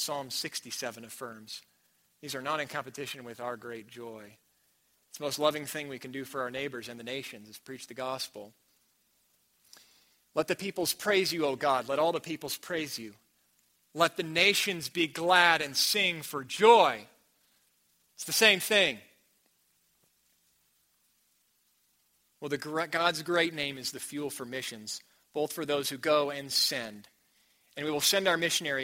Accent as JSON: {"language": "English", "country": "United States", "also_born_or_lived": "New Mexico", "said": "I'm from America"}